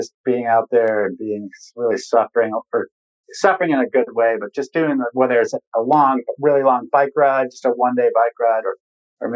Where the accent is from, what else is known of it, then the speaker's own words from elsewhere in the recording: New England, United States; moved away; also born or lived in Colorado; I am from New England